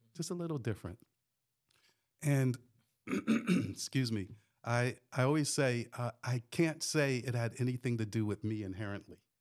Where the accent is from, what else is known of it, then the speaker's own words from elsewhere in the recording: northern New Jersey, United States; moved away; also born or lived in New York; I grew up in New Jersey, uh, northern New Jersey, uh, did a little bit of time in New York